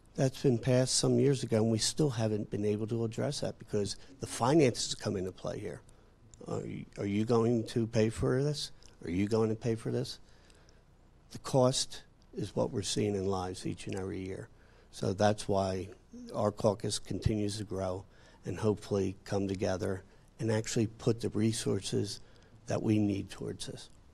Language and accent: English; New Jersey, United States; I come from New Jersey